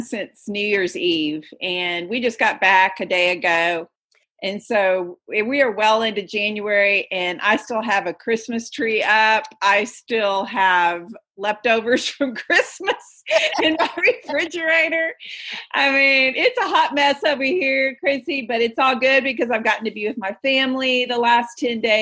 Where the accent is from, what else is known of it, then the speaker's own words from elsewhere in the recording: Texas, United States; Texas born and raised, just like I am